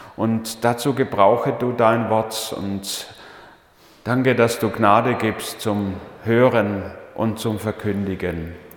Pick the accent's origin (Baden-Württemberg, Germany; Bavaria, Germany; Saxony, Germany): Baden-Württemberg, Germany; Leonberg; Ich bin ja in Leonberg aufgewachsen, also Geislingen war nur der Dienst dort, aber in Leonberg bei Stuttgart in einer Familie mit fünf Buben